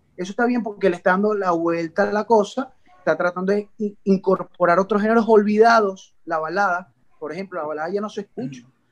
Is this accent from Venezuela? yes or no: yes; Venezuela; moved away as an adult; now in Spain; en el caso de Venezuela no estábamos acostumbrados a emigrar de esa forma, masivamente